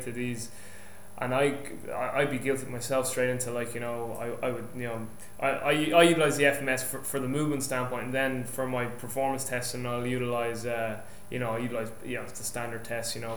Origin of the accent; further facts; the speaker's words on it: Ireland; moved away; I'm Irish